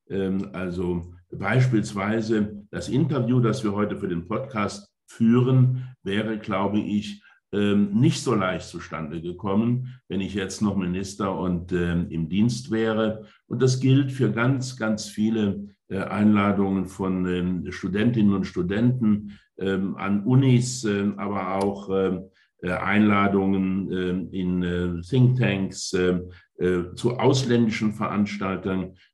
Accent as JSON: {"language": "German", "region": "Saarland", "country": "Germany", "moved": "as an adult", "said": "als ich 1990 äh, mit meinem kleinen Ford Escort aufgebrochen bin aus dem Saarland nach Brüssel, da bin ich aus einer eher ländlichen äh, Bergarbeitergemeinde aufgebrochen in eine europäische Großstadt"}